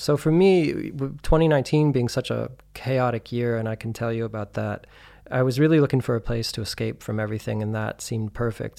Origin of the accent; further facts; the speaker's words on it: Santa Fe, New Mexico, United States; moved away as an adult; also born or lived in Albuquerque, New Mexico / New York; now in Berlin, Germany; I'm originally from New Mexico. Um, I was born in Albuquerque and raised in Santa Fe mostly.